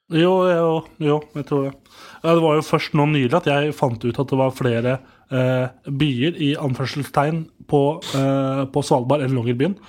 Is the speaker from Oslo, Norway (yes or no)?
no; Nittedal, Akershus, Norway; Nittedal, der jeg kommer fra